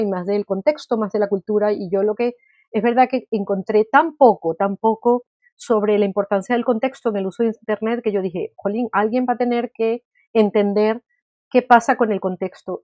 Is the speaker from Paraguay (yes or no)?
no; Venezuela; now in Spain; Yo nací en Venezuela, llevo viviendo en España muchísimos años